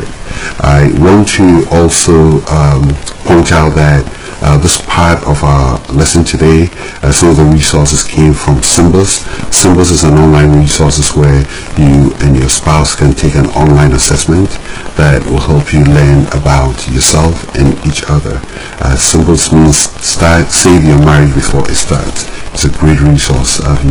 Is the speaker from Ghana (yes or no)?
yes; Ghana; growing up in Ghana